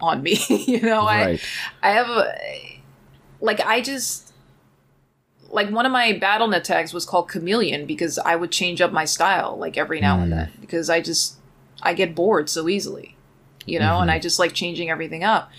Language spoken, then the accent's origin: English; Trinidad & Tobago; accent: Trini; also born or lived in Philadelphia / New York; my Trini accent